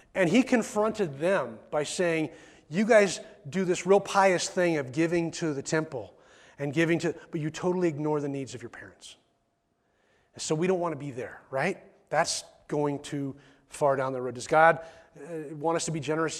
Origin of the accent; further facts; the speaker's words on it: McMinnville, United States; I was born in McMinnville Hospital